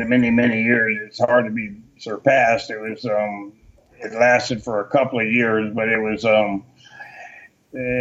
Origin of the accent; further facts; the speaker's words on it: Atlanta, Georgia, United States; moved away as an adult; also born or lived in North Carolina / Texas; I grew up in Atlanta, Georgia. I was born in North Carolina, but I grew up in Atlanta